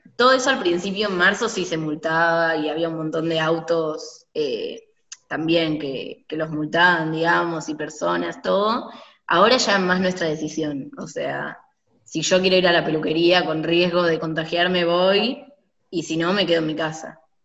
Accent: Buenos Aires, Argentina; nosotros somos de Buenos Aires

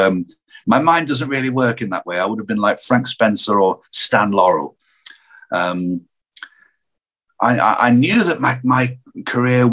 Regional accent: Lancashire, North West England, United Kingdom; where I grew up in Lancashire, there were so many characters around

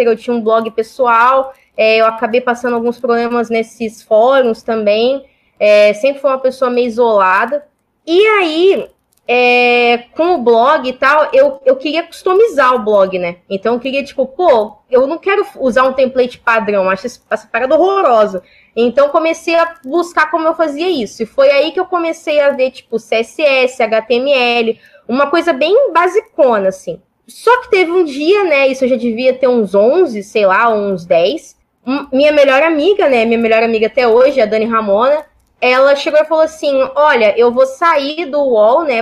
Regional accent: São Paulo, Brazil; moved away as an adult; also born or lived in Porto Alegre; Eu saí de São Paulo, eu sou paulista, é, sou paulista da Zona Leste

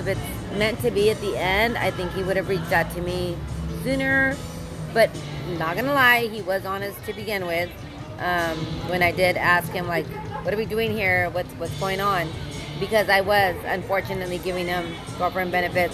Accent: El Paso, Texas, United States; I'm from El Paso.

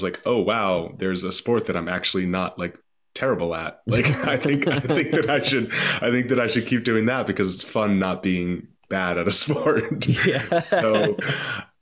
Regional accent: Boston, Massachusetts, United States; I grew up in the East Coast, just kind of northeast in Boston

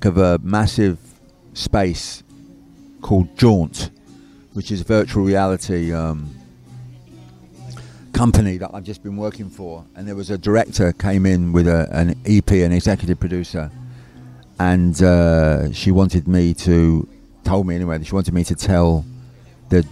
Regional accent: London, United Kingdom; I grew up in London

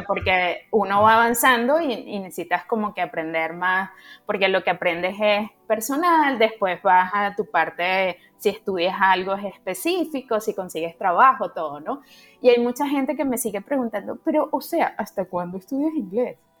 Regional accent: Caracas, Capital District, Venezuela; moved away as an adult; now in Canada; yo soy venezolana, caraqueña

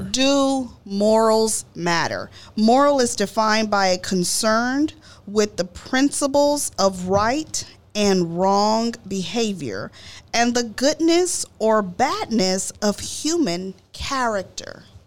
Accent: Dallas, Texas, United States; I grew up in Oak Cliff, Texas

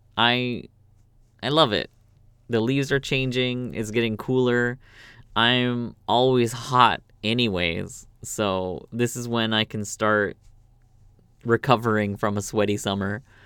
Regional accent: Canada; moved away as an adult; also born or lived in Korea; now in South Korea; I'm from Canada

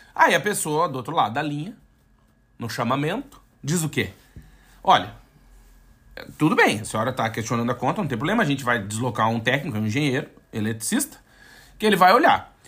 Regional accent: Brazil; moved away as an adult; now in Portugal; eu tinha, tinha um passaporte brasileiro

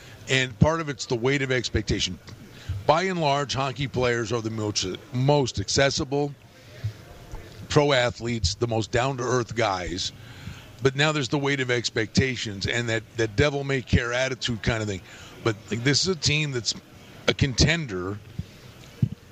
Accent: northeastern Pennsylvania, United States; moved away as an adult; also born or lived in Buffalo; now in Las Vegas, United States; I grew up in northeastern Pennsylvania

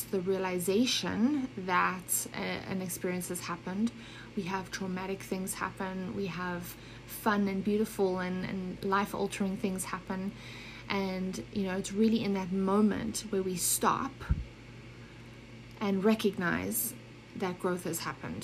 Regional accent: Johannesburg, Gauteng, South Africa; moved away as an adult; also born or lived in Germany / Switzerland; I grew up in South Africa, but was actually born in Germany.

